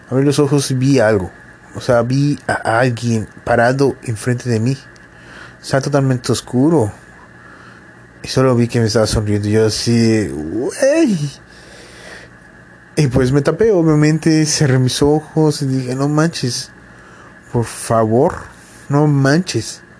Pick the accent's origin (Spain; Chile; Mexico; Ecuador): Mexico; Yucatán; es como todo yucateco, yo duermo en una hamaca.